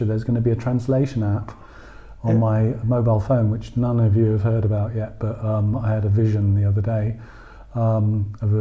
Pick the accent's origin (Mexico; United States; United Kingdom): United Kingdom; England; now in Berlin, Germany; I'm English